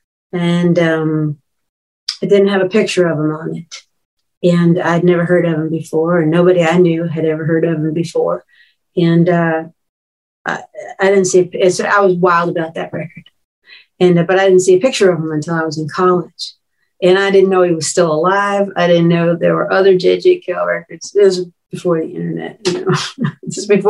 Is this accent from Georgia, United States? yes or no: no; Long Island, New York, United States; born or raised there